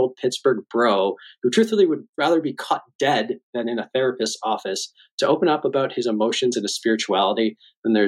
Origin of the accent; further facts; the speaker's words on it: Hamilton, Ontario, Canada; I grew up in Hamilton, which is, you know, just across the lake, so to speak, and also a steel town.